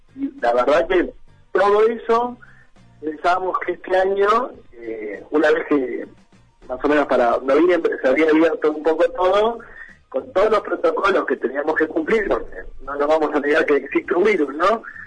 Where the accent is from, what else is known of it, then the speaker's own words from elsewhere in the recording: Argentina; más que nada somos argentinos